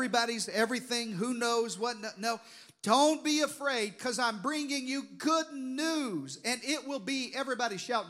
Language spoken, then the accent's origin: English; Deep South, United States; I grew up in the Deep South, if you hadn't noticed from the accent